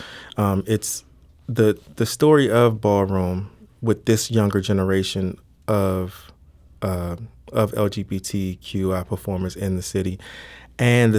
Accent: Washington, District of Columbia, United States; now in St. Louis, United States; I'm originally from Washington, D.C.

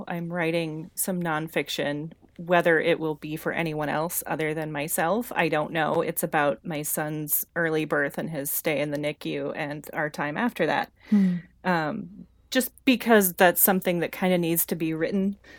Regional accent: Nebraska, United States; moved away as an adult; also born or lived in Indonesia; now in Colorado, United States; We are from Nebraska, and shortly after we were both out of college, we decided on more or less a whim to move to Indonesia.

